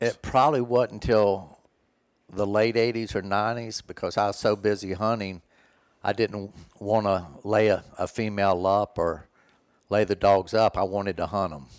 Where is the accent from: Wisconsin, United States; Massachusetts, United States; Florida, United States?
Florida, United States; Where I grew up in Florida, it was nothing but woods, basically, in our backyard